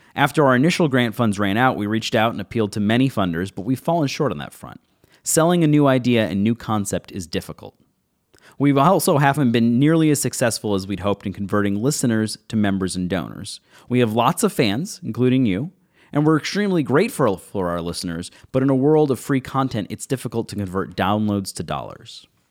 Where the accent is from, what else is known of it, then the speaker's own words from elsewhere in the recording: Buffalo, New York, United States; Growing up in Buffalo, New York